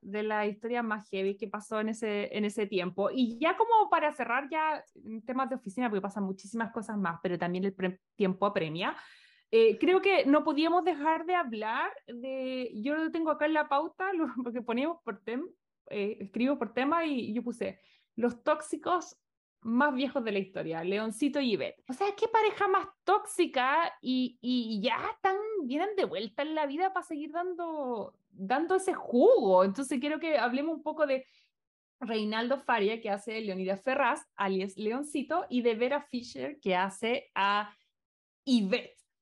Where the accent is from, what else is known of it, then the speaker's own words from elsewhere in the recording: Chile; now in Los Angeles, United States; por lo menos como chilenos, porque lamentablemente no es nuestra realidad